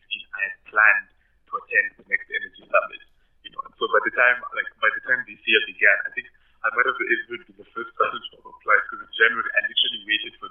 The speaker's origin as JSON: {"language": "English", "country": "Kenya", "moved": "as an adult", "lives_now": "Pretoria, South Africa", "said": "from Kenya"}